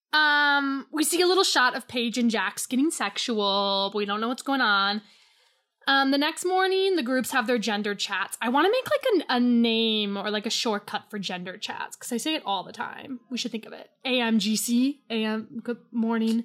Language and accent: English; United States; I'm American